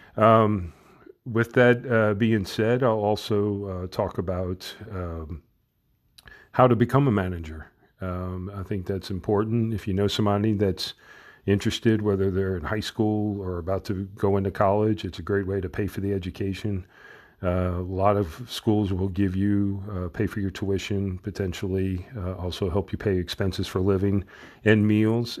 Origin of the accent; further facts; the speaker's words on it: New Orleans, Louisiana, United States; I was born and raised in New Orleans